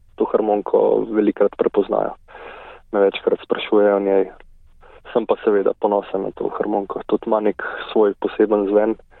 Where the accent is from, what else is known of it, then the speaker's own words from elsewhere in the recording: Grosuplje, Central Slovenia, Slovenia; Jaz prihajam z Grosuplja. Tukaj sem hodil tudi v nižjo glasbeno šolo